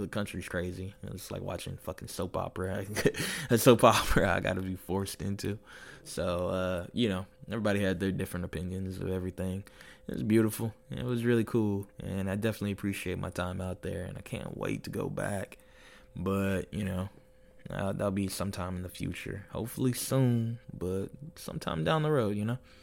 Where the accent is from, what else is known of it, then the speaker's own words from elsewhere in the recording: United States; moved away as an adult; now in Nuremberg, Germany; I'm American